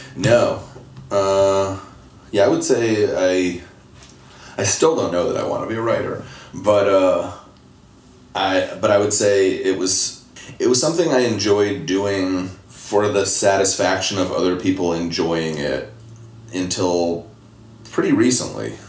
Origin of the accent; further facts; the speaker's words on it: Temple, Texas, United States; now in Detroit, United States; I was born in Temple, Texas, outside of Austin